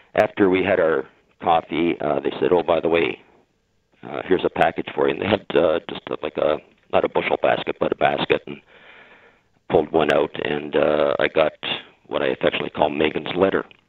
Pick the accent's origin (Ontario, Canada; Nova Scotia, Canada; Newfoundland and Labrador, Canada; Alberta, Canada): Ontario, Canada; Windsor; I was born and raised in Windsor, which is outside of Detroit